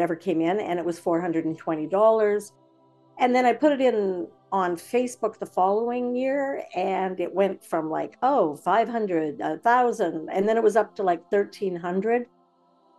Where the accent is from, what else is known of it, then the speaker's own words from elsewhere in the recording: Napanee, Ontario, Canada; I grew up in Napanee